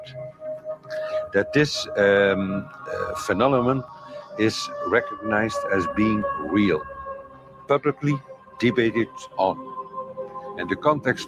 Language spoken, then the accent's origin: English; Belgium; I'm from Belgium